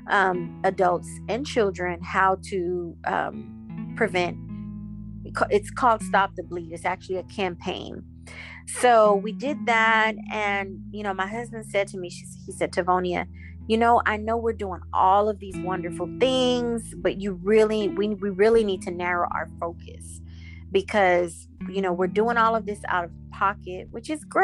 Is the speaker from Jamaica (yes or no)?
yes; Jamaica; But I recently took a trip to Jamaica, which is my home country.